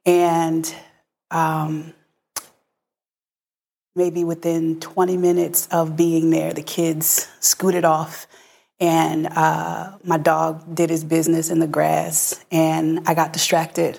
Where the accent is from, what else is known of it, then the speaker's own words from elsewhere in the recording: Philadelphia, Pennsylvania, United States; I'm originally from Philadelphia